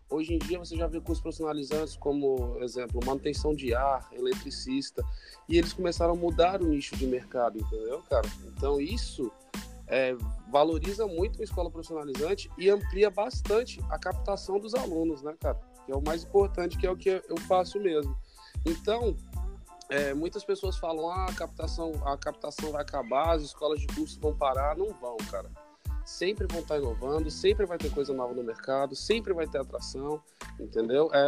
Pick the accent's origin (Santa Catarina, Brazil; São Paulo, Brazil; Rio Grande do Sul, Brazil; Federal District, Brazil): Federal District, Brazil; Brasília; Não, não. Sou de Brasília, Distrito Federal.